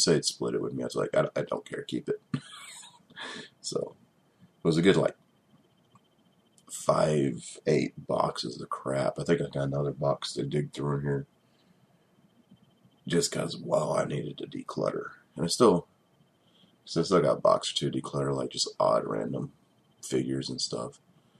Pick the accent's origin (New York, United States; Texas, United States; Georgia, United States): Georgia, United States; I'm from Georgia, and that sounded extremely southern.